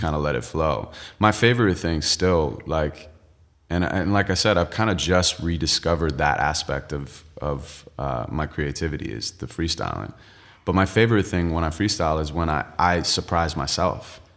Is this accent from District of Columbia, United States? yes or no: no; Santa Monica, California, United States; I'm from L A, and, uh, I was born and raised in Santa Monica.